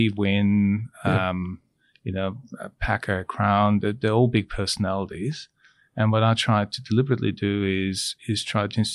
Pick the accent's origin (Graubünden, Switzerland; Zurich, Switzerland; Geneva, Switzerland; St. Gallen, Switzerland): St. Gallen, Switzerland; also born or lived in Asia / China; now in Australia; I grew up in a small town in Switzerland called St. Gallen